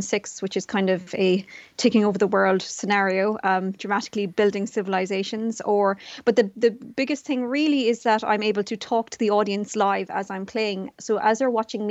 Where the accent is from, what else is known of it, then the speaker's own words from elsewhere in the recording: Tralee, Munster, Ireland; also born or lived in Vietnam; I was quite different as a person of color growing up in Tralee.